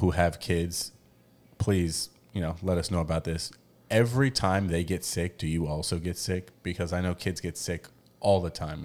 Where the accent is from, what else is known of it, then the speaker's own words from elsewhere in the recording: United States; moved away as an adult; now in Mexico; we're from America